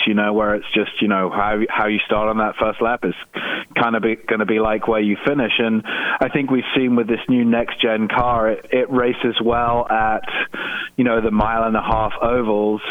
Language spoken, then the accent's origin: English; United Kingdom; I'm British